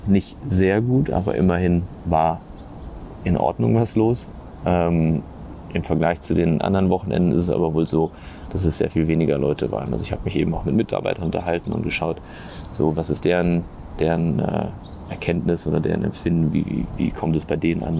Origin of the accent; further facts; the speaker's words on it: Germany; als Europäer oder als Deutscher